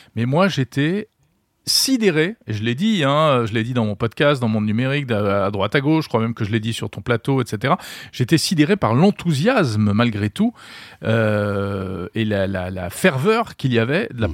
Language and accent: French; France; chez nous en France